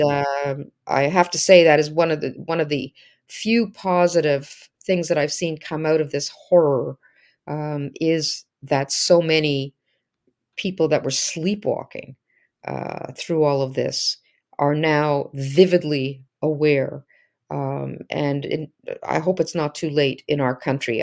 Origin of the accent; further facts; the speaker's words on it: Canada; as a Canadian